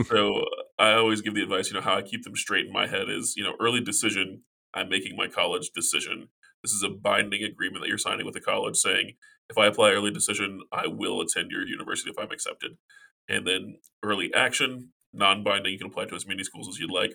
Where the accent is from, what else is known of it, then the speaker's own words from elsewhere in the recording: South Carolina, United States; now in Virginia, United States; I'm originally from South Carolina